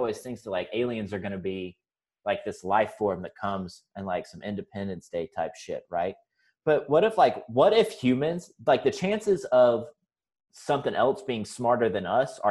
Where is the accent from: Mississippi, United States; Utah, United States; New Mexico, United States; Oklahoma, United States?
Mississippi, United States; Mississippi Delta, United States; also born or lived in Orlando, Florida / Austin, Texas; now in Springfield, United States; I'm originally from the Mississippi Delta, which is, like, the place in the South that everybody makes fun of in movies